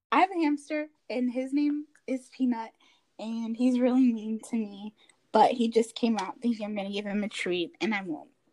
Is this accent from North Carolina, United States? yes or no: yes; Raleigh, North Carolina, United States; also born or lived in Newark, New Jersey; I was born in Newark, New Jersey, and I think I moved to Raleigh when I was about three